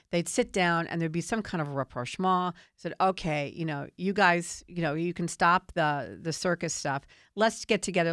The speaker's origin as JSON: {"language": "English", "town": "Washington", "region": "District of Columbia", "country": "United States", "tie": "born or raised there", "said": "I grew up in Washington, D C. I've seen it my whole life."}